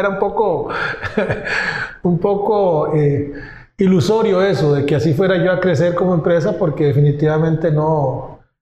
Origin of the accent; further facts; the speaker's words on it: Pérez Zeledón, San José, Costa Rica; Yo trabajaba en San José, en la capital pero yo nací al sur, en Pérez Celedón, que está a tres horas de la capital.